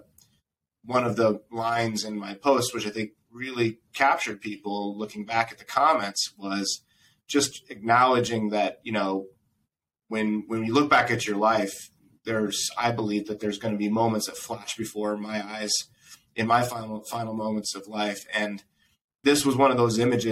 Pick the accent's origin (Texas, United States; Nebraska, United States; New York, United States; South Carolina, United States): Nebraska, United States; moved away; my little town where I grew up in Nebraska